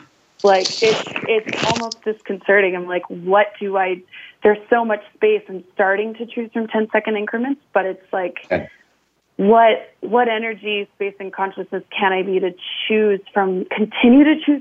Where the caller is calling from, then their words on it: Alberta, Canada; Alberta, Canada.